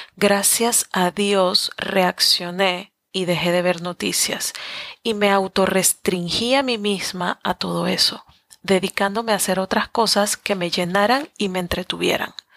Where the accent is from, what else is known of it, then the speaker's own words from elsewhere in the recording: Panama; moved away as an adult; Soy latina, soy panameña, muy aferrada a mis raíces